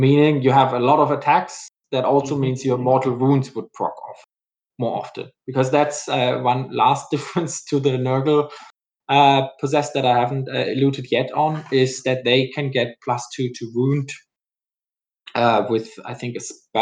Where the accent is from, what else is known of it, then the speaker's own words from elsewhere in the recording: Germany; English is a second language; now in Houston, United States; in Germany, my home country, as most of the people were already have guessed from my accent.